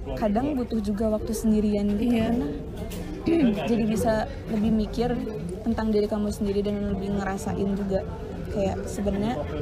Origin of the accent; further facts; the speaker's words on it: Indonesia; also born or lived in Wellington, New Zealand; aku dari Indo